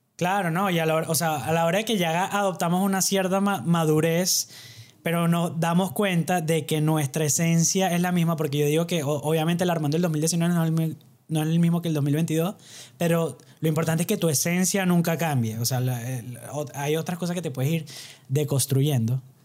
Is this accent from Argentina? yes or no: no; Barquisimeto, Lara, Venezuela; somos de pueblo, no nos pidan mucho. Somos este barquisimeto de Venezuela